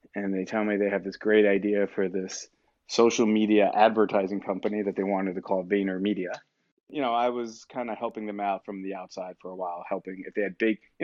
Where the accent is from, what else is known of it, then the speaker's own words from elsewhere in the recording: New York, United States; also born or lived in Atlanta / New Jersey; I'm from New York originally, and I moved back up to New York and New Jersey a couple years later